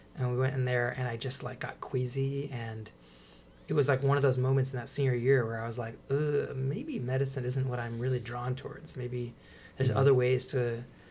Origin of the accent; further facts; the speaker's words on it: Placerville, California, United States; I grew up in Northern California, in Placerville near Sacramento